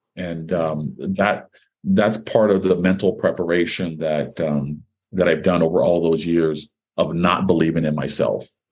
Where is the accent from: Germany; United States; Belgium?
United States; Hawaii; guys that uh, you know I grew up with in Hawaii